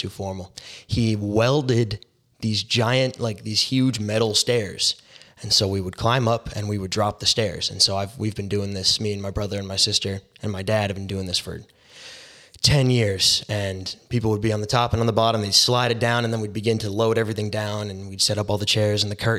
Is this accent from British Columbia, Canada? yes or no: yes; Surrey, British Columbia, Canada; I'm 19 years old. I grew up in Surrey, BC.